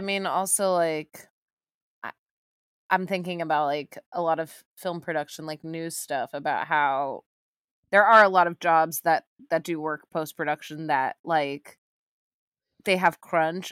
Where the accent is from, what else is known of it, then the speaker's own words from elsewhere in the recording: Texas, United States; I am from Texas